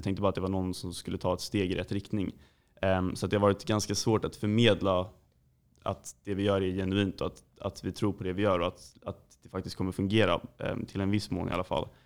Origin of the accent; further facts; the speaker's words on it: Djursholm, Stockholm County, Sweden; vi kommer från Djursholm